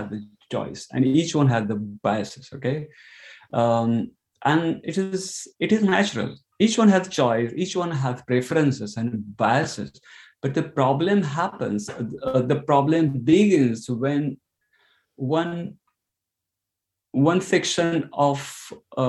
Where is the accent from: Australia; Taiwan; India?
India; moved away as an adult; now in Ireland; So I'm from India, and I'm living in Ireland for 9 years.